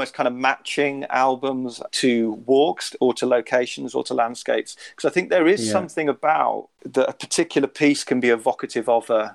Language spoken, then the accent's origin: English; West Midlands, United Kingdom; I grew up in the West Midlands very much in kind of a suburban, not a rural place at all